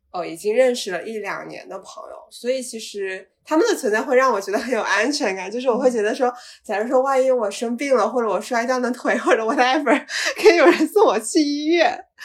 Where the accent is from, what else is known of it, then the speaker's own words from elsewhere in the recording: Shenzhen, Guangdong, China; moved away as an adult; also born or lived in United States / North Carolina; now in Dali, China; 我是在深圳长大